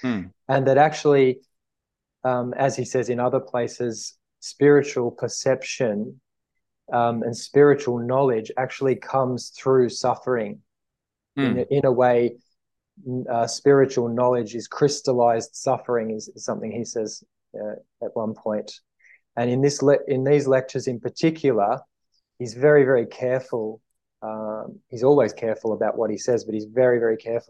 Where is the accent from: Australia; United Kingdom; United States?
Australia; I'm an Aussie from Australia